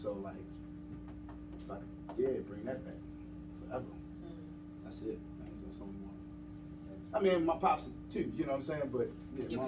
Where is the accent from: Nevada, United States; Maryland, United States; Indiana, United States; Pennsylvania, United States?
Maryland, United States; Baltimore; I'm from Baltimore